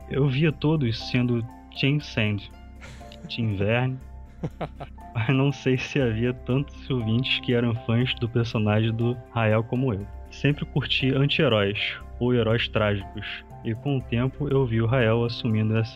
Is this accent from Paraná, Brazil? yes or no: yes; Curitiba, Paraná, Brazil; sou engenheiro eletricista, programador Java Android. Eu sou daqui de Curitiba também.